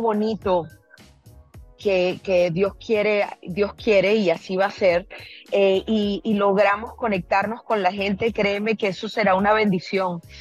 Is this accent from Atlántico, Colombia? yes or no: yes; Barranquilla, Atlántico, Colombia; moved away; en mi tierra, en Quilla.